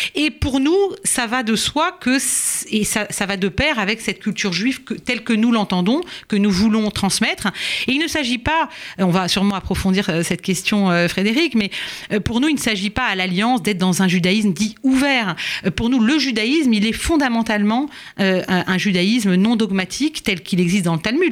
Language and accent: French; France; chez nous, en France